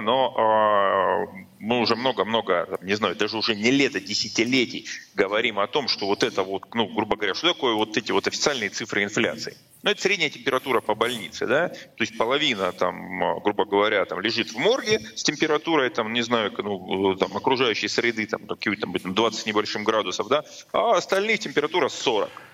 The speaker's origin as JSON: {"language": "Russian", "town": "Rostov-on-Don", "region": "Rostov Oblast", "country": "Russia", "tie": "born or raised there", "moved": "yes", "said": "в моем родном городе"}